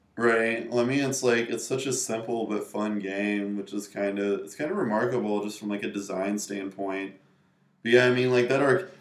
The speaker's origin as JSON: {"language": "English", "town": "Raleigh", "region": "North Carolina", "country": "United States", "also_born_or_lived": "New York", "lives_now": "Carrboro, United States", "said": "I am originally from the capital, which is Raleigh, which is right in the middle of the state"}